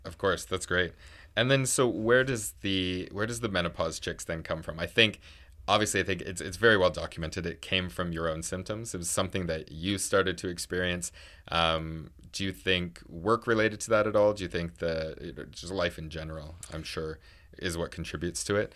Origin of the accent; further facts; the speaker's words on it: Niagara Falls, Ontario, Canada; moved away; I'm from Niagara Falls